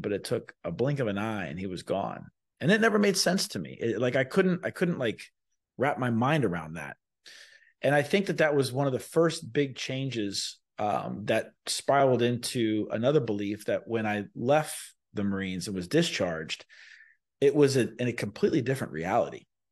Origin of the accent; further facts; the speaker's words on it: Sarasota, Florida, United States; I was born in Florida. I, I was raised in Sarasota, Florida. I went to elementary, middle school, and high school here